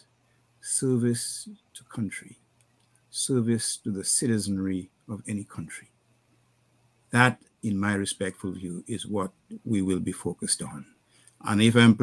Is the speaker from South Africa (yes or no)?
no; Dominica; moved away as an adult; also born or lived in Curaçao / Canada; I grew up in Dominica